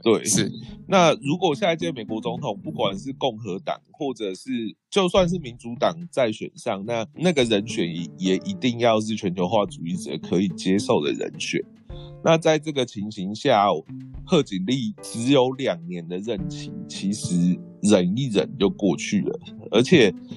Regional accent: Taiwan; 我们台湾人

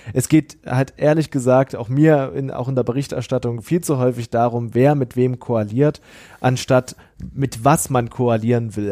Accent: East Germany, Germany; ich komme aus dem Osten Deutschlands

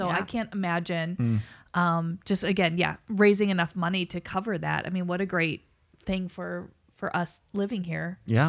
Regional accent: St. Louis, Missouri, United States; also born or lived in Dallas, Texas; now in Madison, United States; I grew up in St. Louis

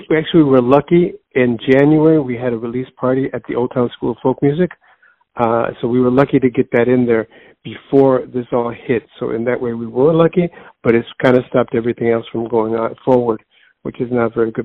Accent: Chicago, Illinois, United States; born and raised in Chicago

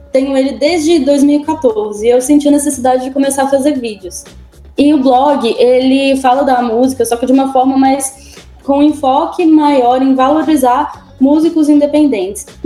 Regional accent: Belo Horizonte, Minas Gerais, Brazil; Belo Horizonte, Minas Gerais.

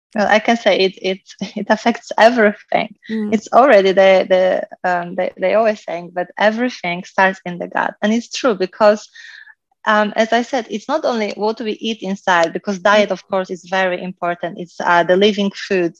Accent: Poland; moved away; I was growing up in Poland, so I had, I think, the most kind of perfect childhood because I lived in a small village

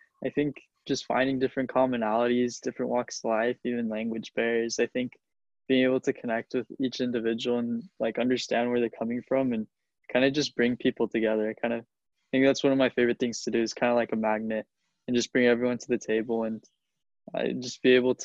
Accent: Chula Vista, California, United States; Grew up in Chula Vista, California. For those that don't know, that's Southern San Diego.

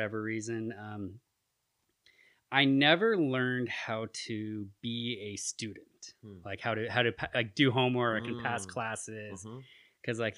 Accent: Petaluma, California, United States; now in Chico, United States; I was raised in Sonoma County

